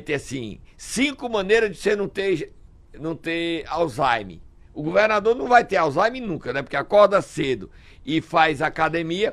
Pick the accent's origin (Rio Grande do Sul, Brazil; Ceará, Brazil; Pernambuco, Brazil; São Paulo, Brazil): Ceará, Brazil; Sobral; Eu nasci em Sobral, me orgulho da minha terra